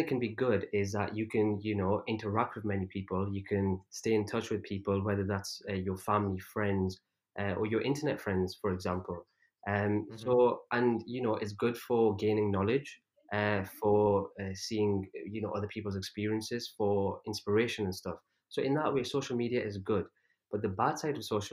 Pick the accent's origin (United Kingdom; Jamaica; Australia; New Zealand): United Kingdom; England; also born or lived in Pakistan; I was actually born in Pakistan, but then I was only like 2 years old when I came to, when I moved to England. So I don't remember anything from there, obviously. So growing up, I never had any Urdu lessons